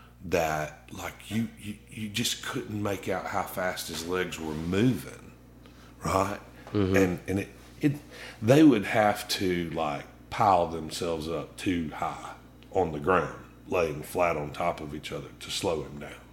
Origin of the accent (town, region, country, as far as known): North Alabama, United States; born or raised there; also born or lived in Michigan / Montgomery, Alabama